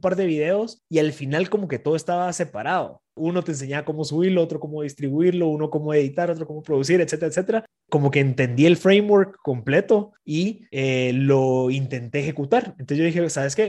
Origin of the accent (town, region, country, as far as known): Guatemala